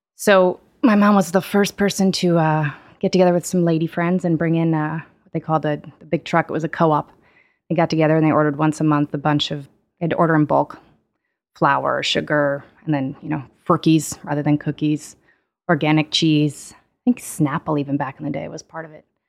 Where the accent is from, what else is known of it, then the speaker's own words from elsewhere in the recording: East Hampton, New York, United States; moved away as an adult; now in Italy; I grew up in the Hamptons